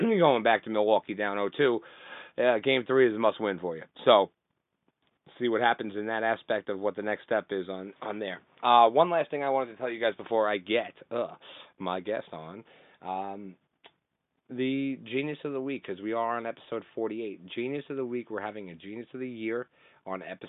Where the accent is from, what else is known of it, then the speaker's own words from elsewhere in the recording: Canada; I'm Canadian